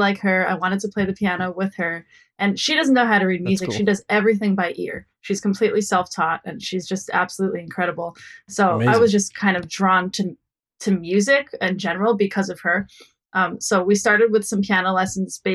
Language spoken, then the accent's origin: English; Cortland Manor, New York, United States; The town that I'm from specifically is called Cortland Manor